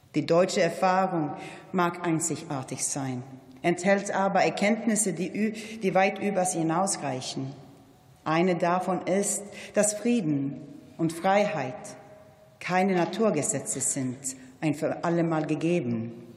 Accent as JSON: {"language": "German", "country": "Sweden", "said": "als Schwedin"}